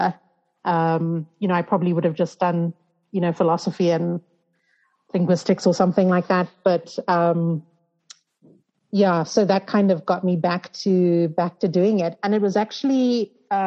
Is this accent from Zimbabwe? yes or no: yes; Zimbabwe; moved away as an adult; also born or lived in United States; growing up in Zim